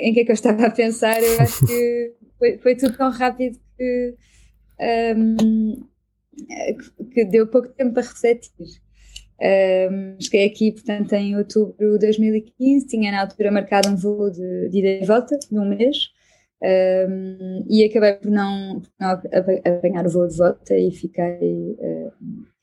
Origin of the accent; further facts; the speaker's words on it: Portugal; now in Belgium; eu, eu, eu, vim de Portugal precisamente para não ficar no Facebook